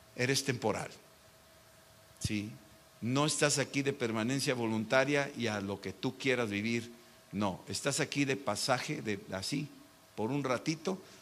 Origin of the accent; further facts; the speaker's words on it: Mexico; Yo soy mexicano